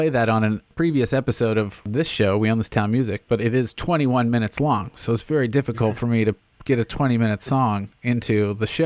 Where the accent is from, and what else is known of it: Nashville, Tennessee, United States; born or raised there; accent: Southern